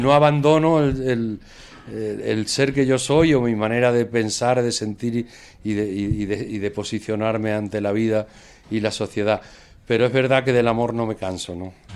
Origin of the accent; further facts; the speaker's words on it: Extremadura, Spain; now in Madrid, Spain; como extremeño y como músico